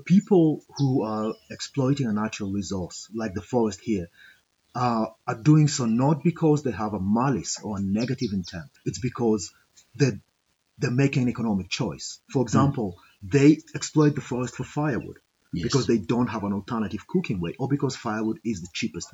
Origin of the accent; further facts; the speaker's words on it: Kakamega, Kakamega County, Kenya; also born or lived in Nairobi; I grew up in Kakamega. I was born in Nairobi, but I grew up here in Kakamega. So this is home.